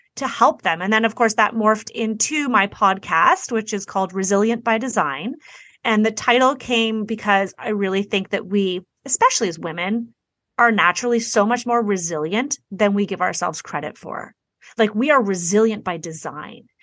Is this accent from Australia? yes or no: no; Toronto, Ontario, Canada; I'm from Toronto, Canada.